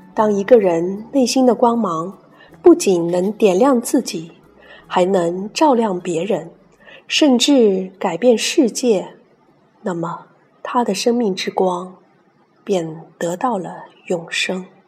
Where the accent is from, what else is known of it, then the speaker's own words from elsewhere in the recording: Zhoushan, Zhejiang, China; 来自东海之滨的一个千岛之城。童年时光常在海边半山上的奶奶家度过